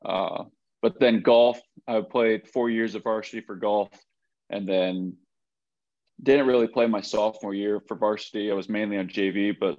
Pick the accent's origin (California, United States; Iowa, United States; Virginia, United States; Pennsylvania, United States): Iowa, United States; Le Mars; moved away as an adult; also born or lived in Arkansas / South Dakota; now in Fayetteville, United States; Born and raised Lamar's, Iowa